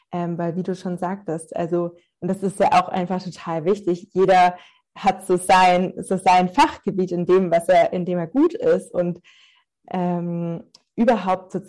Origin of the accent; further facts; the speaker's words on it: Stuttgart, Baden-Württemberg, Germany; now in Munich, Germany; Ich bin ganz ursprünglich aus Stuttgart und lebe aber nach ein paar weiteren Stationen im In- und Ausland ähm, seit sieben Jahren nur in München.